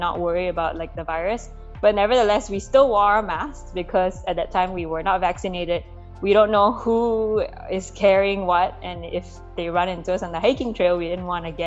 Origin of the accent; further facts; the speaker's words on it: Malaysia; moved away as an adult; now in United States; growing up in Malaysia also as an ethnic minority there